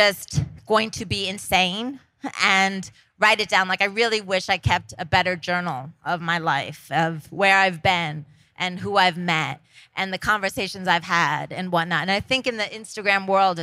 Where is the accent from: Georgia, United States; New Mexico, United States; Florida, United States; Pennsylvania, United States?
Pennsylvania, United States; Scranton; I'm from Scranton, Pennsylvania